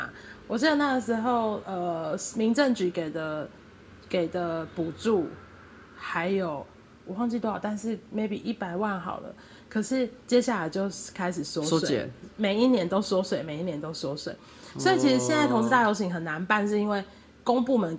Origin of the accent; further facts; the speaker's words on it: Kaohsiung, Taiwan; moved away as an adult; also born or lived in Taichung / Tainan; now in Taipei, Taiwan; 因为我原本就是在高雄长大，然后后来在台中、台南读书，台中读书。